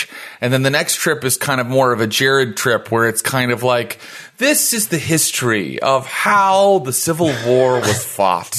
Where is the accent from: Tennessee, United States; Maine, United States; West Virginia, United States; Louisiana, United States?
West Virginia, United States; accent: West Virginia pronunciation; I'm from West Virginia, and I use the West Virginia pronunciation